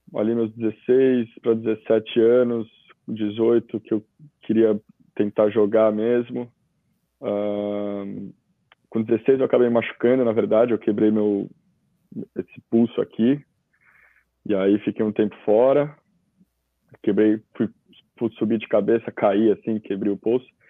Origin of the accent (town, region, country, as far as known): São Paulo, Brazil; born or raised there; moved away as an adult; also born or lived in Cascais, Portugal; now in Australia